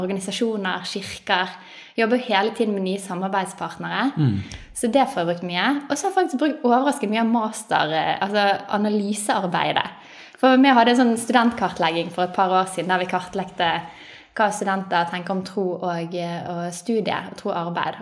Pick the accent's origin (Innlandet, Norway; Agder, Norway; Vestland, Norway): Vestland, Norway; Bergen; Jeg er født og oppvokst i Bergen